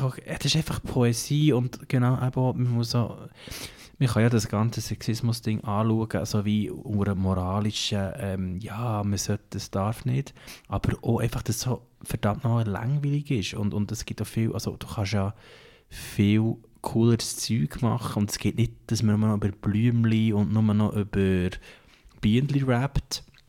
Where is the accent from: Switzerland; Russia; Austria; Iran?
Switzerland; Thun, Bern; Ich komme selber ja aus Thun